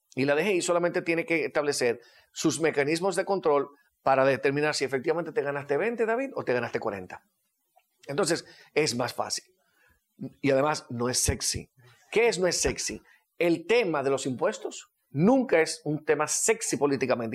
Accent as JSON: {"language": "Spanish", "country": "Dominican Republic", "said": "como decimos dominicanos"}